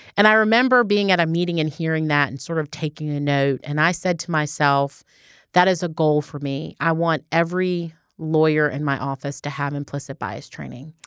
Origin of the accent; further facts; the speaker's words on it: Baltimore, Maryland, United States; now in Georgia, United States; my hometown's Baltimore